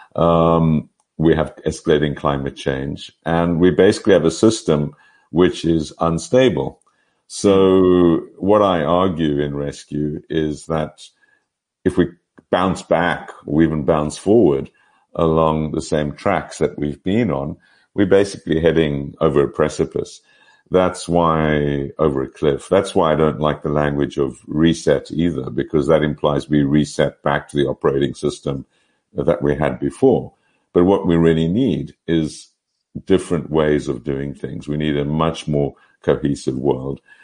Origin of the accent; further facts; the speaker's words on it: Pretoria, Gauteng, South Africa; moved away as an adult; also born or lived in Cape Town; now in Oxford, United Kingdom; I was born in Pretoria, so I'm very much am a South African product, and uh, went to UCT uh, for my first degree.